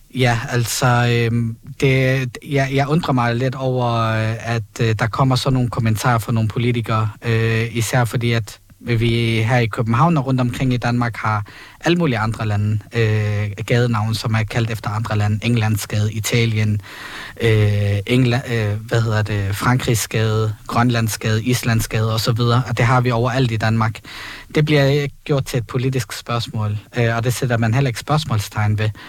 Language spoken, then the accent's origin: Danish; Palestine; now in Copenhagen, Denmark; vi lever under en besættelse øh, som palæstinenser